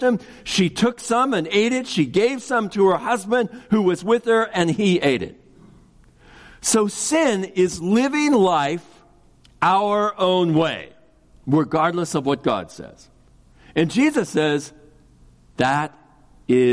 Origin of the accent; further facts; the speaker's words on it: Kansas City, United States; I grew up in Kansas City